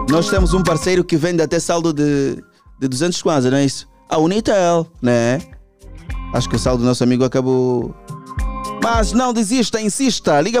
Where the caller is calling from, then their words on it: Camama, Luanda Province, Angola; Eu sou do Simeone, mas não lá no fundo, né? Sou do Simeone, mas não sou lá do fundo.